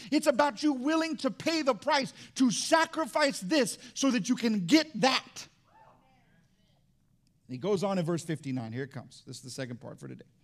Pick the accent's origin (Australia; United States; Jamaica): United States; Fort Walton Beach, Florida; So now we grew up in Fort Walton Beach together. I moved all over the place.